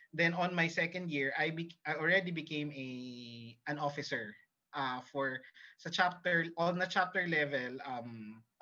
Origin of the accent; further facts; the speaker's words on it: Jeddah, Makkah Province, Saudi Arabia; Na-experience ko na kasi yun kasi nga lumaki ako sa Jeddah.